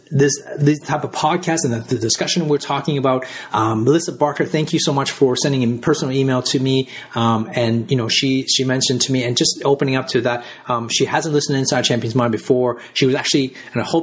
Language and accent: English; Canada; now in Australia; I grew up in Canada. And I live in Australia